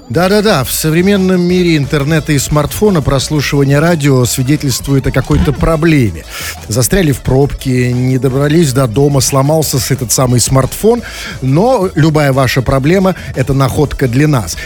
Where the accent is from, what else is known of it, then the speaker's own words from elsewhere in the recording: Saint Petersburg, Russia; что же мы за петербуржцы с вами такие